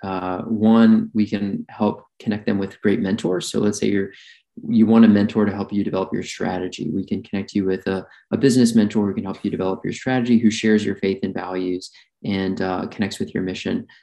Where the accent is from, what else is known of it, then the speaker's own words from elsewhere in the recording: Birmingham, Alabama, United States; I grew up in Alabama, Birmingham, Alabama